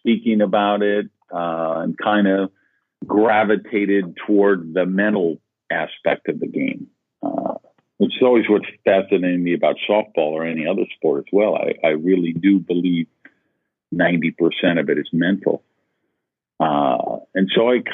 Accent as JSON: {"language": "English", "town": "Madison", "region": "Wisconsin", "country": "United States", "tie": "born or raised there", "said": "I grew up in Madison, Wisconsin"}